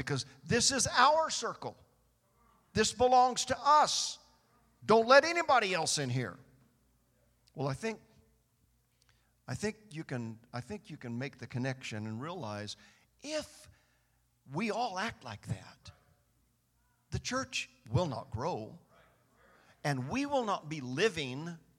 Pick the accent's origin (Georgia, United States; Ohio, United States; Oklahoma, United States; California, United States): California, United States; Bakersfield; I was born and raised in Bakersfield